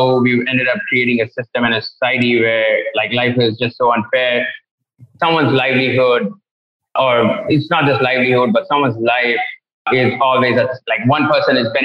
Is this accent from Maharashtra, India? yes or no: no; Erode, Tamil Nadu, India; moved away as an adult; also born or lived in England; I was born in Erode, which is one of the biggest industrial textile towns of India.